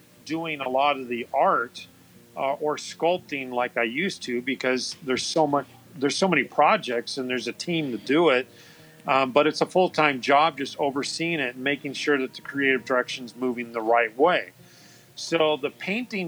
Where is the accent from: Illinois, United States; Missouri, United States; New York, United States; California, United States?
California, United States; I've been born and raised in California